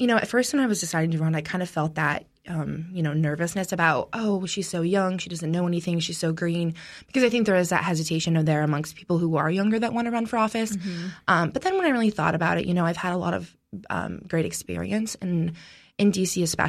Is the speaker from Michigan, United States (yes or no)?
no; Mount Jewett, Pennsylvania, United States; So I grew up in Mount Jewett. I was born and raised there. We are an awesome town.